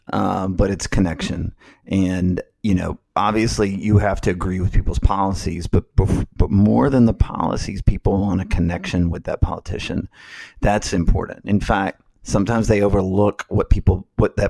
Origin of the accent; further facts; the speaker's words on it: Alabama, United States; moved away as an adult; also born or lived in Washington, D.C.; now in Florida, United States; I grew up in Alabama